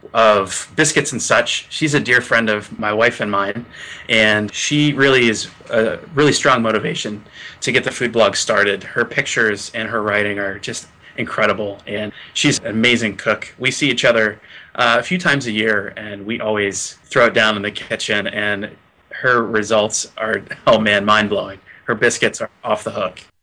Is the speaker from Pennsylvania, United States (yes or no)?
yes; Gettysburg, Pennsylvania, United States; I'm from Gettysburg, Pennsylvania